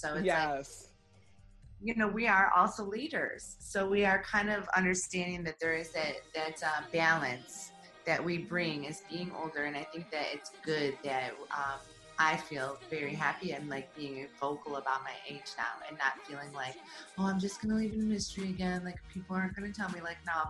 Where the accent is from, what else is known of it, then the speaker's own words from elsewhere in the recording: Midwest, United States; you come from the East Coast, I come from the Midwest.